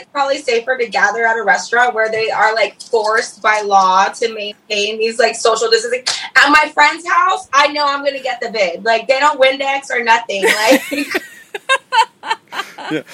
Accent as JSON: {"language": "English", "region": "Southern California", "country": "United States", "tie": "born or raised there", "also_born_or_lived": "San Diego, United States", "lives_now": "Los Angeles, United States", "said": "I was born in Orange County, like all of Southern California, really. Like, I was born in Orange County, and my dad lived in OC, and then my mom lived down by San Diego, so I would do back and forth from there"}